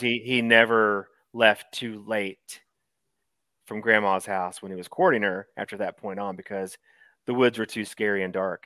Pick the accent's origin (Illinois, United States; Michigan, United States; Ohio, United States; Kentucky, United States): Kentucky, United States; Eastern; growing up in Eastern Kentucky with your grandparents there